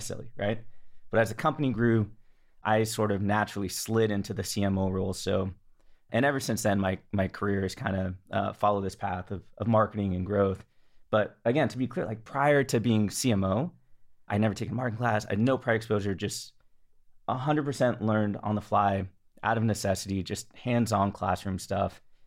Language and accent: English; the Bay Area, California, United States; also born or lived in Los Angeles, United States; I grew up in the Bay